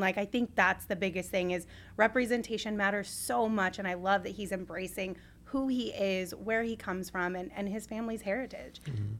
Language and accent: English; Sierra Vista, Arizona, United States; I grew up in Sierra Vista, which had like maybe one billboard in the entire town